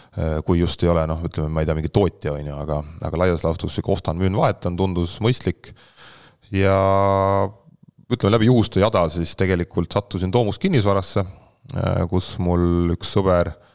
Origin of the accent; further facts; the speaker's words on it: Haapsalu, Lääne County, Estonia; also born or lived in Tallinn / United States / Nõo Parish; sündisin Tallinnas, elasin Haapsalus